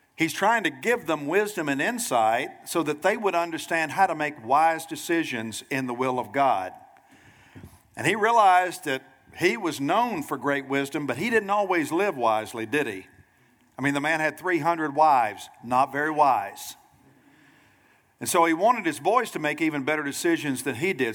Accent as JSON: {"language": "English", "town": "Nashville", "region": "Tennessee", "country": "United States", "tie": "born or raised there", "moved": "as an adult", "lives_now": "Pensacola, United States", "said": "Nashville, Tennessee is my hometown."}